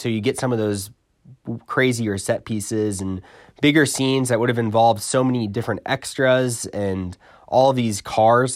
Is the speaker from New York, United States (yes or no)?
yes; New York, United States; I'm from New York